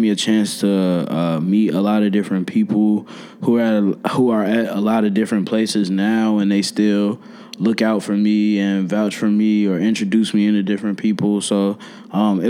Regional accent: Chicago, Illinois, United States; also born or lived in Oak Park, Illinois; I grew up in the Austin area, which is kind of like the border between Chicago and Oak Park.

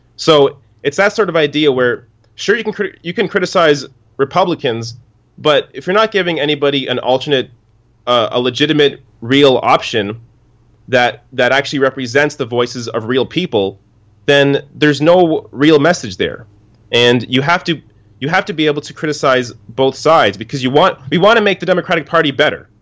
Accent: Canada; me being Canadian

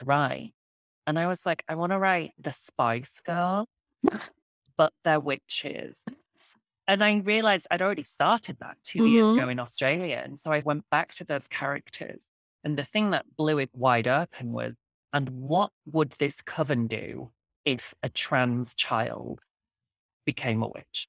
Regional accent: Yorkshire and the Humber, United Kingdom; where I grew up in West Yorkshire, the United Kingdom

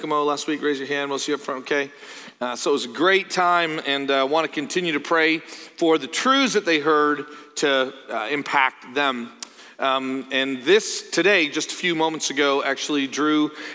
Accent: Canada; moved away; also born or lived in Joplin, Missouri; I'm from Canada

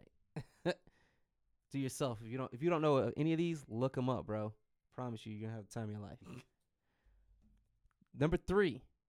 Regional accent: Detroit, Michigan, United States; I'm from Detroit

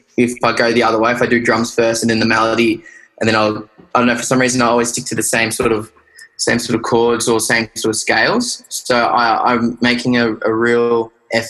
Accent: Australia; accent: Aussie; So my friends in New Zealand called me a dingo, like, because I'm that Aussie

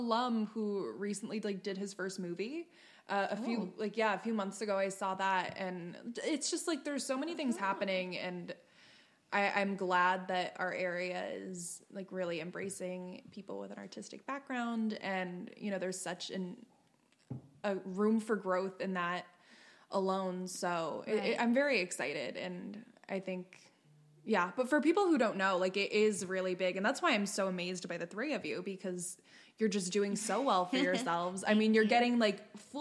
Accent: Wilkes-Barre, Scranton area, Pennsylvania, United States; our area, like Wilkes-Barre, Scranton, where we're all from

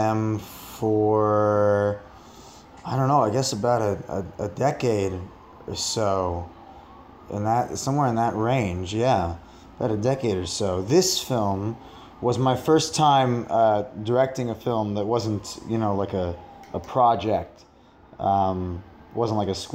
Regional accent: rural New Jersey, United States; also born or lived in New York; I grew up in a very rural part of New Jersey and in New York, kind of back and forth.

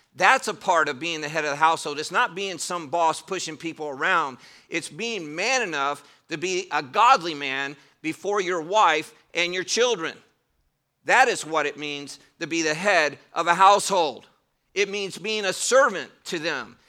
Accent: Cleveland, Ohio, United States; moved away; I did grow up in Cleveland, Ohio, in a southern home

